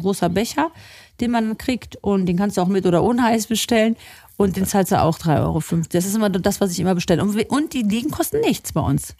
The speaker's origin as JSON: {"language": "German", "area": "Lefruda", "region": "Central Macedonia", "country": "Greece", "tie": "born or raised there", "moved": "yes", "lives_now": "Germany", "said": "in meinem Elternhaus, in meinem Heimatdorf Lefruda"}